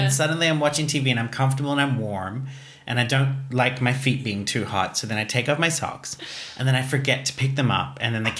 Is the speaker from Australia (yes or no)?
yes; Australia; moved away; I'm in the habit still of being Australian. You when you grow up in a hot country